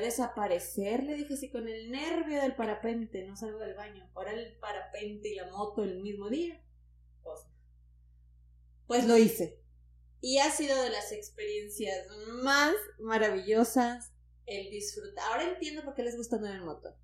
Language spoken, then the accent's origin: Spanish; Tampico, Tamaulipas, Mexico; soy de Tampico